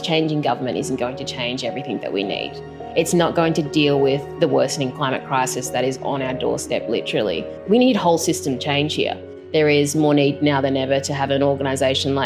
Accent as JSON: {"language": "English", "town": "Lismore", "region": "New South Wales", "country": "Australia", "tie": "born or raised there", "said": "I grew up in Lismore in northern New South Wales"}